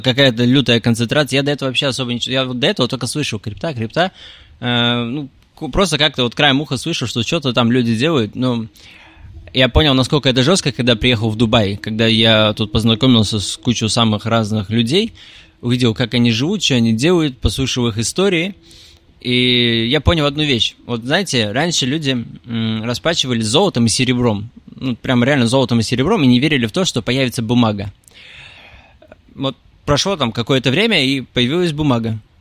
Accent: Tolyatti, Samara Oblast, Russia; moved away as an adult; also born or lived in Ust-Ilimsk, Irkutsk Oblast, Russia; now in Moscow, Russia; Я родился в Усть-Илимске, в Сибири. Это... Там холодно. Э, далее, где-то в 5 лет мы переехали в город Тольятти

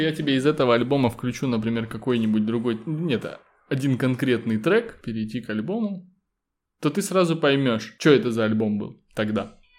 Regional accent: Kitovo, Russia; не в городе, а в моем родном селе в Китово

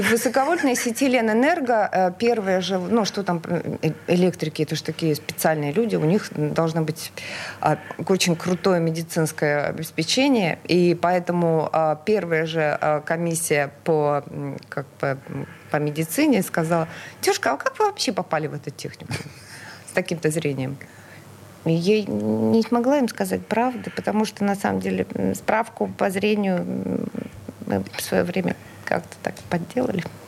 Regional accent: Murmansk, Murmansk Oblast, Russia; now in Saint Petersburg, Russia; я родилась в прекрасном северном а, городе Мурманск

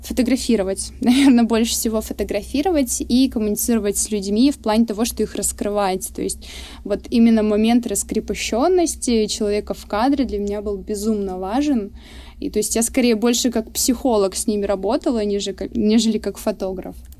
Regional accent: Surgut, Khanty-Mansi Autonomous Okrug, Russia; экскурсии по моему родному городу исторические. Я из Сургута

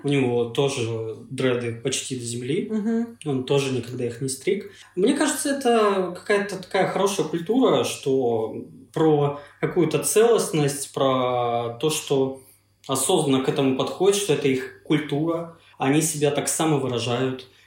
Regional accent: Achinsk, Krasnoyarsk Krai, Russia; moved away; приехал в родной город э, в Сибири, Ачинск

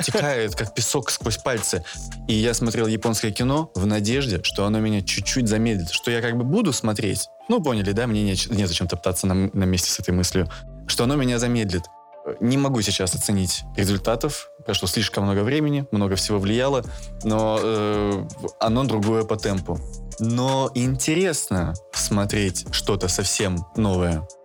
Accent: Sakhalin Oblast, Russia; Я родился на Сахалине, рядом с Японией, э, в, городе, который и был раньше японским

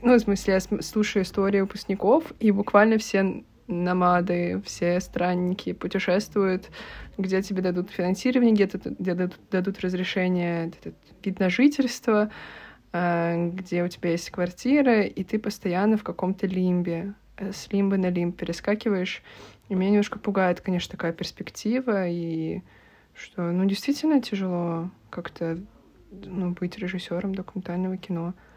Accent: Russia; moved away; also born or lived in Portugal; я из России

